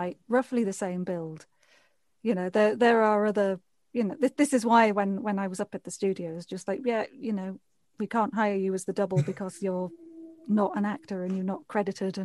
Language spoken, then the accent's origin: English; United Kingdom; accent: British; also born or lived in Vancouver; I moved back to the UK and I went back to being blonde and my British accent